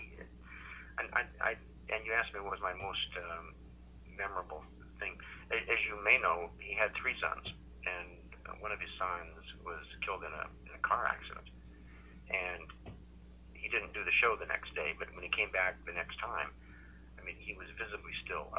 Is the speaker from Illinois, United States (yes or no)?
no; Sumner, Nebraska, United States; We grew up on Main Street. I lived on Main Street in Sumner, Nebraska